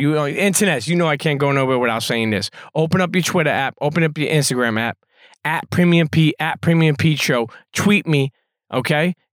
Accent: New York City, New York, United States; Growing up in Brooklyn

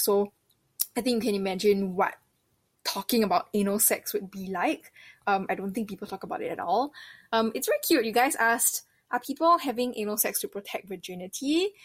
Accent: Singapore; I'm from Singapore

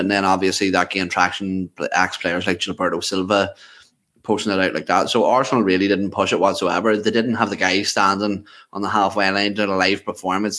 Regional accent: Ireland; I, am Irish.

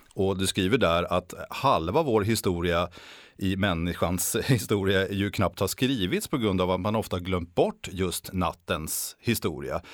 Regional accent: Sweden; oss svenskar

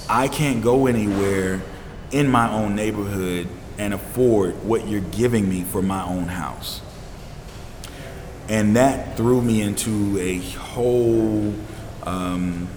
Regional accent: Atlanta, Georgia, United States; I grew up in Atlanta

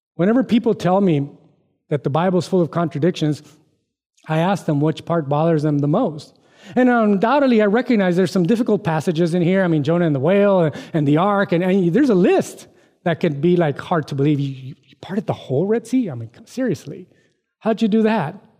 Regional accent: United States; I'm an American, Mexican American

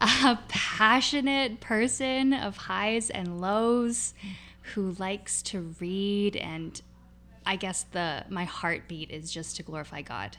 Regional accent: North Vancouver, British Columbia, Canada; I grew up mostly in Deep Cove

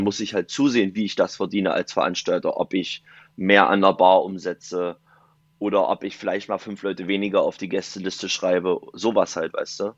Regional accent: Dessau, Saxony-Anhalt, Germany; now in Viersen, Germany; komme aus Viersen, gebürtig aus Dessau.

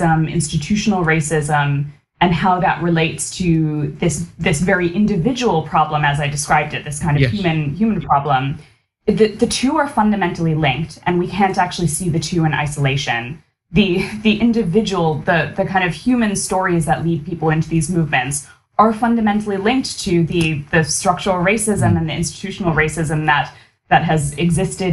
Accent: United States; a daughter of Indian immigrants growing up in America

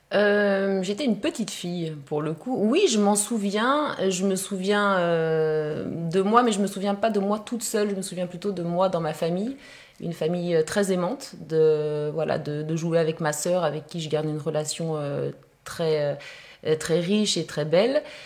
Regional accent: Haute-Savoie, Auvergne-Rhône-Alpes, France; je viens de Haute-Savoie

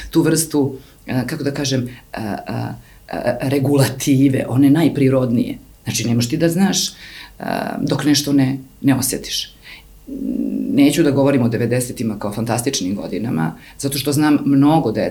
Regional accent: Serbia; Ja sam odrasla na Kolubari, na reci, Ne u luksuzu, ali sam odrastala

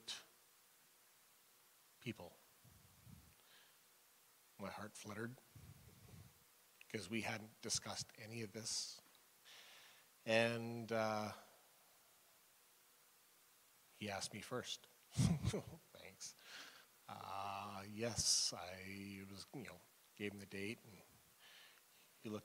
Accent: McBride, British Columbia, Canada; Growing up in McBride, I knew everybody there

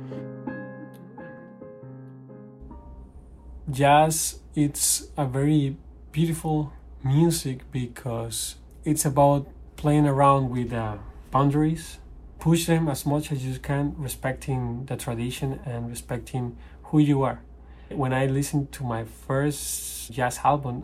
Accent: Costa Rica; moved away; I'm a pianist from Costa Rica

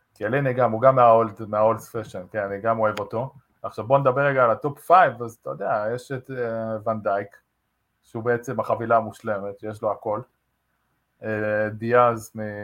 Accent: Maccabi Haifa, Haifa District, Israel; moved away as an adult; also born or lived in England; now in Las Vegas, United States; אמרתי למכבי חיפה, גדלתי שם

